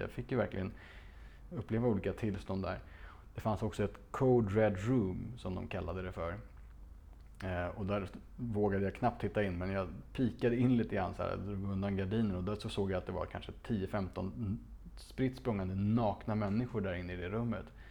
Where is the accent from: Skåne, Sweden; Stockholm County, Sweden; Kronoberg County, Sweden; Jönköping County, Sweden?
Stockholm County, Sweden; Stockholm; Det låg i, på Slottsbacken i Gamla stan, ett, ett otroligt fint barockpalats från sent 1600-tal där jag växte upp